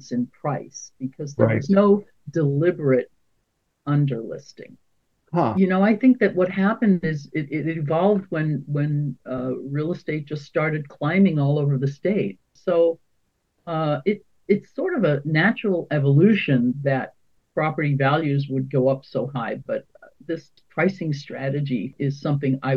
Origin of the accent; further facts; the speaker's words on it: New York City, New York, United States; moved away as an adult; also born or lived in Southern California / San Francisco; now in Oakland, United States; I grew up in New York City, and I got tired of the weather. So I came to California